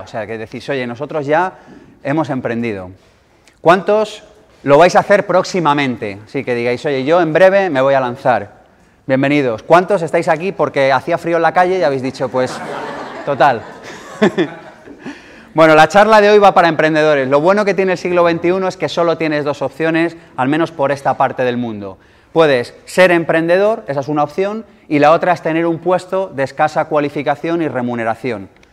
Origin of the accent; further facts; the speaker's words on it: Madrid, Community of Madrid, Spain; nací en el 78 en Madrid